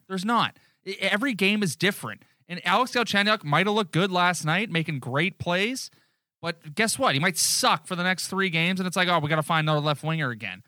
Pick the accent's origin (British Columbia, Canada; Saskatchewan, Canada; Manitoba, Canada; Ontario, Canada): Ontario, Canada; Newmarket; We're from Newmarket.